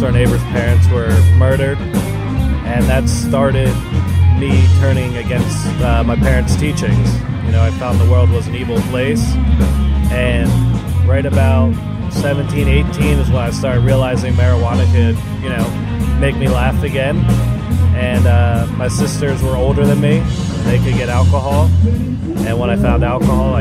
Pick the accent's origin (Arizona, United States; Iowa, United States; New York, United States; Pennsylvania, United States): Pennsylvania, United States; Ephrata; also born or lived in Tegucigalpa, Honduras / Lititz, Pennsylvania; I grew up in Ephrata, Pennsylvania. And then my family moved to Lititz, Pennsylvania, where I spent most of my high school years.